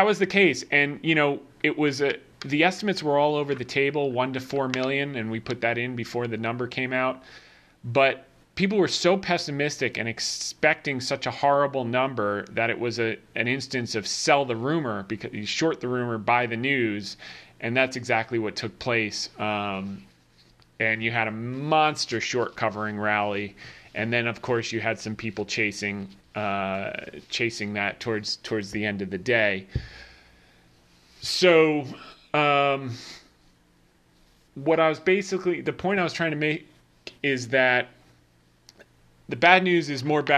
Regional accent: New Jersey, United States; I grew up in Jersey

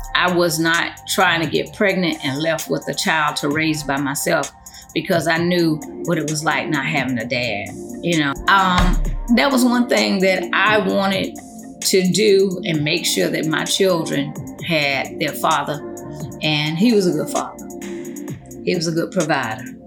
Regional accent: United States; born in the States versus born in Honduras

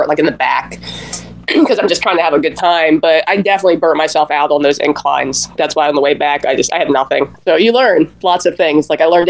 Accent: Tampa, Florida, United States; every time I tell somebody I'm from Tampa and I'm a runner, they're just like, oh my God, you must love Bayshore.

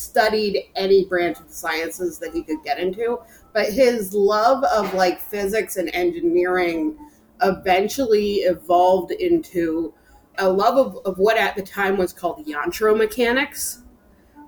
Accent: Bryn Athyn, Pennsylvania, United States; I was raised in a town called Brynathen, which is north of Philadelphia

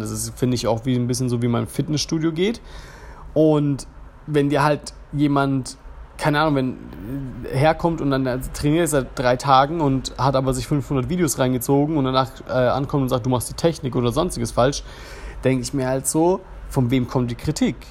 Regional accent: Germany; accent: German; ich habe auf Englisch gesprochen, ich habe einen deutschen Akzent

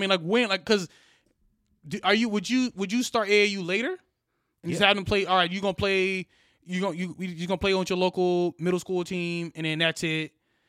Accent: Missouri, United States; You know, we're from Missouri, so you got to play guys from Texas

